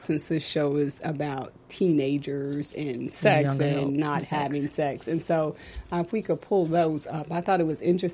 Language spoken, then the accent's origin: English; Texas, United States; growing up in Texas, like, it's such the Bible Belt